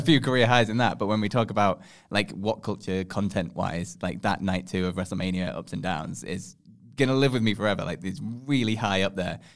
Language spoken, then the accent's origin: English; England, United Kingdom; we're from England